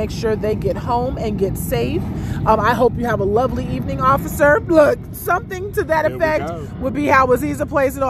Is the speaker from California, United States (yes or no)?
yes; California, United States; moved away; growing up in California, you know, they tell us we speak a little proper. So we don't have the accent, the same accent